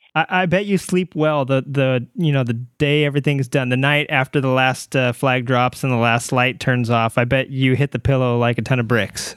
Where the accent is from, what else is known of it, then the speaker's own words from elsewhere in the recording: Ramona, California, United States; also born or lived in Arkansas; I moved here from Arkansas when I was a little kid, and I moved to Ramona